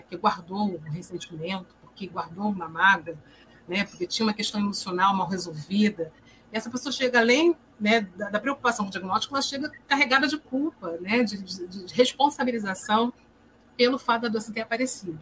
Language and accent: Portuguese; Rio de Janeiro, Brazil; sou psicóloga, sou do Rio de Janeiro